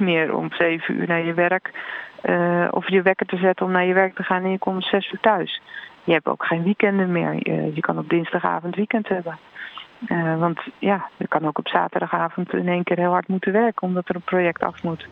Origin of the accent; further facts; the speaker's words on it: Netherlands; Ik kom uit Nederland